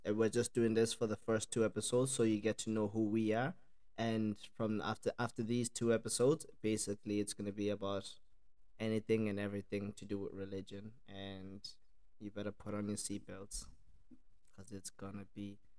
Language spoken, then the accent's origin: English; Ireland; from Ireland, me and my mom and my sister, we lived there, and yeah, my accent then got mixed up in around those three countries.